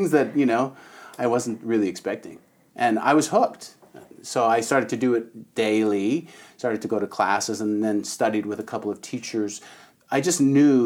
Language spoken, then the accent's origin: English; Canada; moved away; also born or lived in Toronto; I'm from Canada